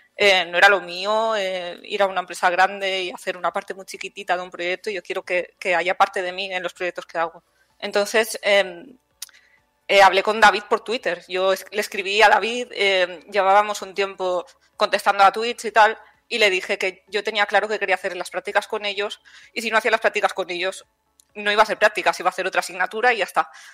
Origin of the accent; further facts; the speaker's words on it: Palau-solità i Plegamans, Catalonia, Spain; moved away as an adult; also born or lived in Mataró; now in Villena, Spain; yo he estudiado y soy de Cataluña. Yo estudié en Mataró, en la Tecnocampus, que es de la Pompeu Fabra, y yo soy de un pueblecillo de, Palau de Plegamans.